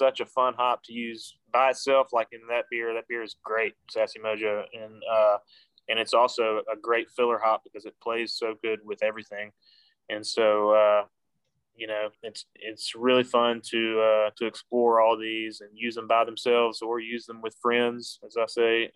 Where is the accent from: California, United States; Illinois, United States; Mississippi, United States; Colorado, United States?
Mississippi, United States; now in West Virginia, United States; the Tallahatchie River, runs through my hometown back in Mississippi